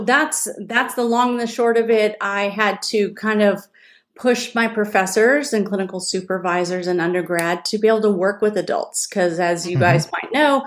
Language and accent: English; California, United States; moved away as an adult; also born or lived in Whittier, California; now in Austin, United States; I'm native Californian and transplant to Austin, Texas. I've been here for 6 years